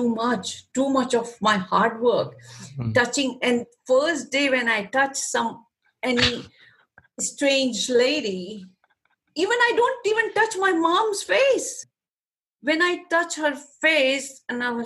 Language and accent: English; Pakistan; moved away; I'm from Pakistan too